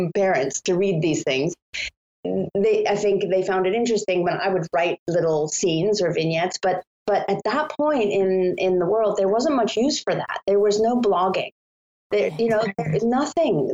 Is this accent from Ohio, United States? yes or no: no; Scituate, Massachusetts, United States; moved away as an adult; also born or lived in Indiana / China / Italy / Japan; I grew up in Scituate, Massachusetts